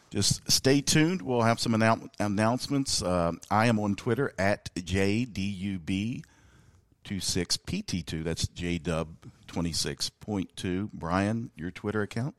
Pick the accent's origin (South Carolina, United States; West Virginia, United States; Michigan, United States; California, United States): West Virginia, United States; South Charleston; I am from South Charleston, right here in West Virginia, the heart of Canal Valley